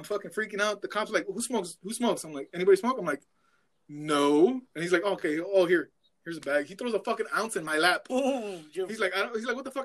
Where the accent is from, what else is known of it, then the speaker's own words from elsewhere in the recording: United States; now in Mexico; me being American